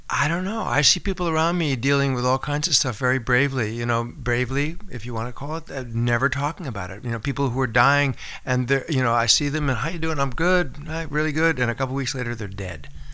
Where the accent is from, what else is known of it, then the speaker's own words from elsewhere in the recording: Springfield, Massachusetts, United States; moved away as an adult; also born or lived in North Conway, New Hampshire / Fryeburg, Maine / New York / Los Angeles; now in Nantucket, United States; I grew up in Western Mass